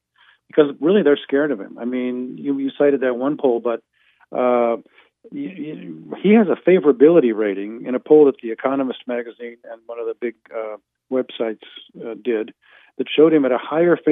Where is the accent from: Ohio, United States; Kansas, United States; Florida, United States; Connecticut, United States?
Kansas, United States; moved away; I'm originally from Kansas, by the way. I'm a KU boy, class of 69.